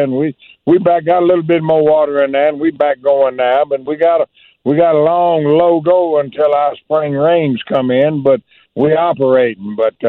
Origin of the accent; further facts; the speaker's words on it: Chatham, Mississippi, United States; I was born and raised on the Mississippi River